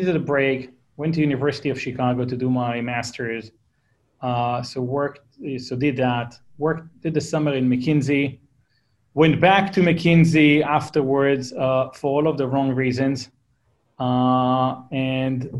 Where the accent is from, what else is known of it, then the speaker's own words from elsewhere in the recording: Israel; accent: Israeli; English is a second language; moved away as an adult; now in Palo Alto, United States; Israeli. You hear by my crappy accent that I can't get rid